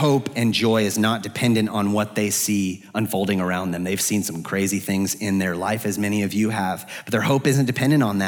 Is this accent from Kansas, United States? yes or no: no; Arizona, United States; moved away as an adult; now in Atlanta, United States; I'm from the West, I'm from Arizona